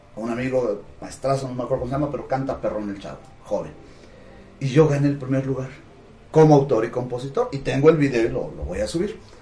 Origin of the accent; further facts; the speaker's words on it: Huamantla, Tlaxcala, Mexico; yo soy guamantleco de, nacimiento, de pila, yo soy de, acá